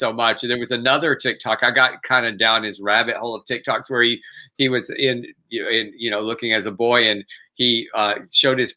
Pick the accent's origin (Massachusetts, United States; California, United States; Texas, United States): Texas, United States; when I was growing up in Texas